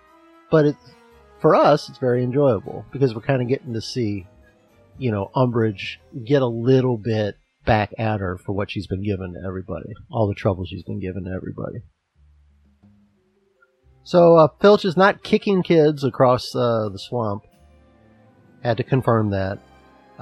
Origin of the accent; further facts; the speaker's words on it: United States; as an American